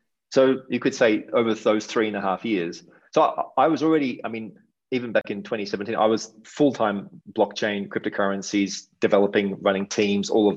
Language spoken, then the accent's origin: English; Australia; moved away as an adult; also born or lived in Asia / Europe / Canada; now in Mexico; maybe you can tell I have a bit of an accent. I'm from Australia.